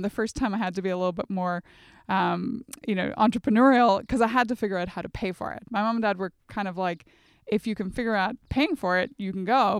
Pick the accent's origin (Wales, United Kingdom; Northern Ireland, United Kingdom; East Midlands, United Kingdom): Northern Ireland, United Kingdom; near Strabane; moved away as an adult; also born or lived in Oxford; growing up in Northern Ireland on the border. So think the Northwest. Derry would have been our closest big city, and then Strabane, the closest town